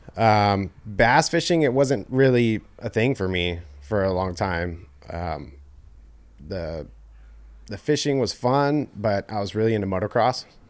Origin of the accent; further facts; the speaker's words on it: Oakley, California, United States; also born or lived in Antioch / Knightsen; I grew up out here in Oakley.